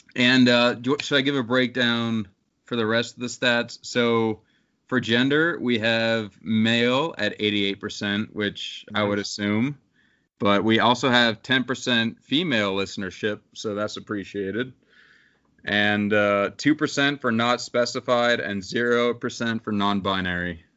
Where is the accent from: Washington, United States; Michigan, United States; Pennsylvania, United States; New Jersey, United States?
Pennsylvania, United States; I'm from Pennsylvania, and the closest major city that has a football team is Philadelphia to me.